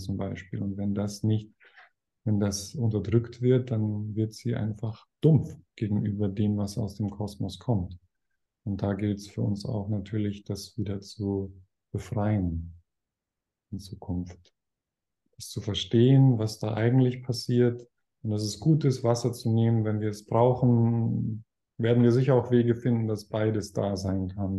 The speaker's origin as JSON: {"language": "German", "town": "Weilheim", "country": "Germany", "tie": "born or raised there", "said": "ein Haus in, in Weilheim, in meiner Heimatstadt"}